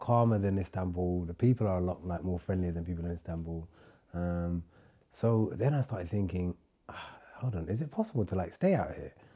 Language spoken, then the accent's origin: English; London, United Kingdom; moved away as an adult; also born or lived in Somalia; now in Turkey; I grew up in London where no one says hello to you